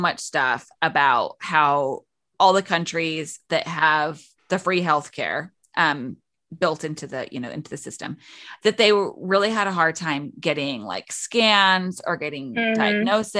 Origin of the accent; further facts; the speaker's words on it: England, United Kingdom; now in Kansas, United States; I grew up in England and I live in Kansas